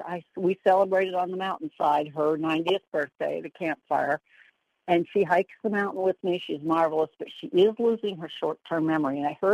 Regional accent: Pennsylvania, United States; also born or lived in Dunnellon, Florida; I am from Pennsylvania. I'm currently in Dunellen for the winter on the Rainbow River.

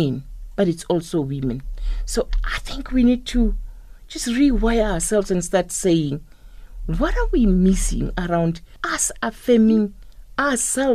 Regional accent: South Africa; when I grew up, looking at those women in the rural areas, and where I come from, I come from the Sipedi type

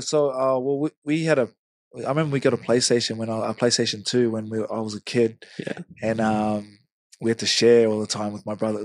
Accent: Hamilton, Waikato, New Zealand; moved away; I grew up in Hamilton, it's still Mm. Like New Zealand's home for me

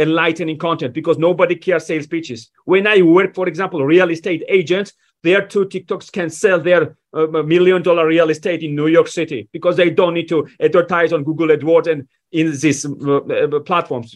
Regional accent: Georgia; moved away as an adult; now in United States; When I was 18, I was given a visa to move to the United States. I was born in Georgia

